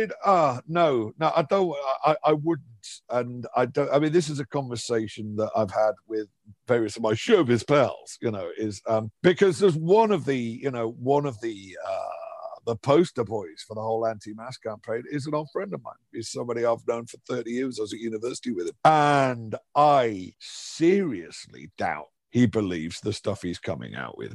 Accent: Liverpool, North West England, United Kingdom; I grew up in Liverpool in the 70s and 80s.

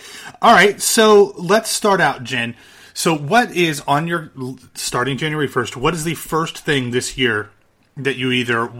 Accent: Midwest, United States; moved away; we grew up in the Midwest where there was a lot of snow and it was cold and people were wearing sweaters. Now we live in places where it's probably perfectly acceptable to go out in shorts and t-shirts on Christmas.

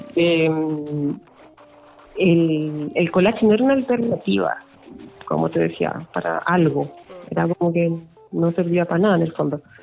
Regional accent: Copiapó, Atacama, Chile; moved away; also born or lived in Santiago; yo crecí en Copiapó

